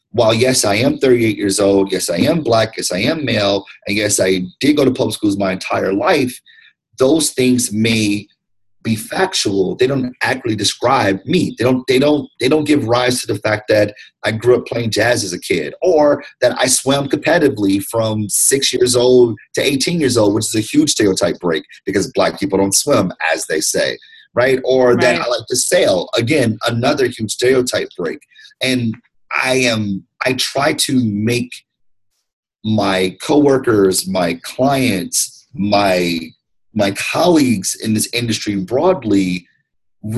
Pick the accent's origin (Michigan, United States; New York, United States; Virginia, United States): Michigan, United States; Detroit; also born or lived in Ann Arbor, Michigan; African-American, male, 38 years old, born and raised in Detroit, went to public schools my entire life